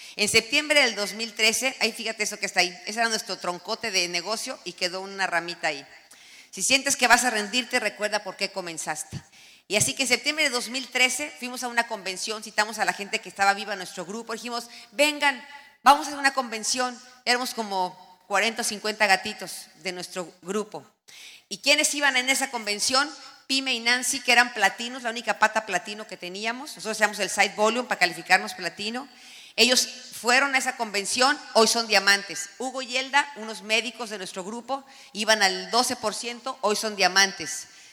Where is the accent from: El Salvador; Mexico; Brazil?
Mexico; now in United States; somos devotos de la Virgen de Guadalupe